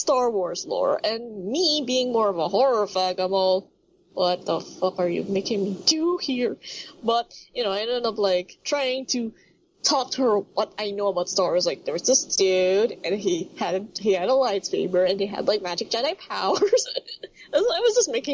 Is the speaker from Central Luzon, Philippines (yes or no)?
no; Manila, Metro Manila, Philippines; super north of the Manila, my hometown, my home place.